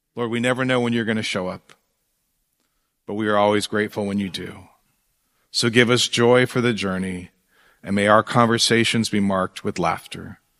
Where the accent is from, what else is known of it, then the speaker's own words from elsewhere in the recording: Fresno, California, United States; I grew up in Fresno